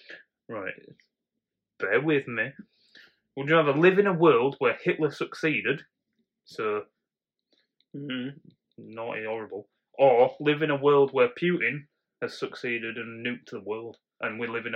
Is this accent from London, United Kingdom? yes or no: no; Birmingham, West Midlands, United Kingdom; It's like, you're right, mate. I'm from Birmingham.